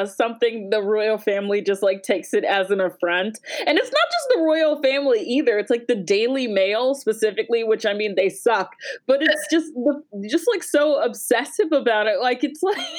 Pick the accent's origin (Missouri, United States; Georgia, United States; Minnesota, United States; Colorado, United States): Georgia, United States; I'm from Georgia